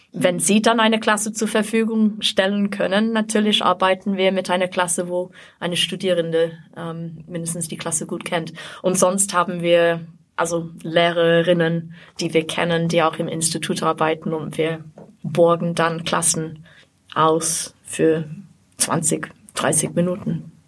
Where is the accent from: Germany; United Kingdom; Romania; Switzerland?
United Kingdom; England; German is a second language; moved away as an adult; now in Austria; also ich komme aus Großbritannien, aus mhm. England, aber ich wohne schon seit über 30 Jahren in Österreich insgesamt.